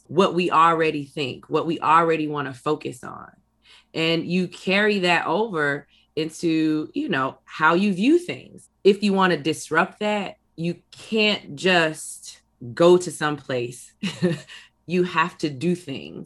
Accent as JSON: {"language": "English", "town": "Inglewood", "region": "California", "country": "United States", "tie": "born or raised there", "said": "I'm from Inglewood. I live in Inglewood"}